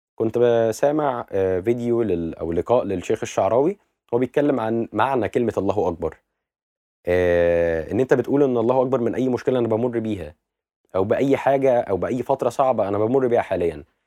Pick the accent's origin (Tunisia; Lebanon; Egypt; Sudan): Egypt; بالنسبه لنا كمصريين